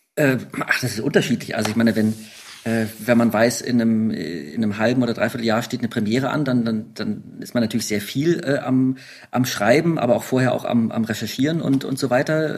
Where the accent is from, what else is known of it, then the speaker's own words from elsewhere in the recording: Berlin, Germany; als Urberliner